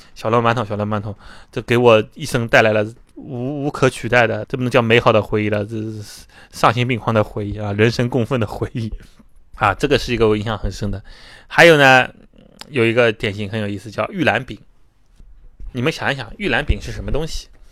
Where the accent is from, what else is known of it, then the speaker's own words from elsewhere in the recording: Shanghai, China; 我们上海人